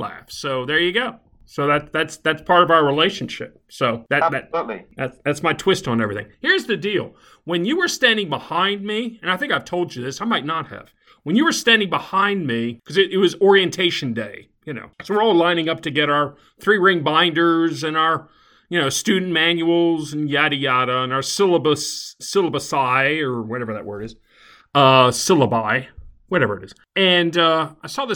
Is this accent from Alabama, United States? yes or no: yes; Alabama, United States; I was from Alabama